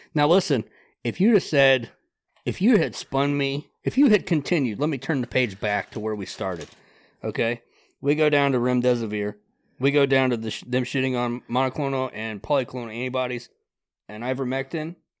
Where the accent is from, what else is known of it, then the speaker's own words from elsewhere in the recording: Grass, Ohio, United States; I grew up in Grass, Ohio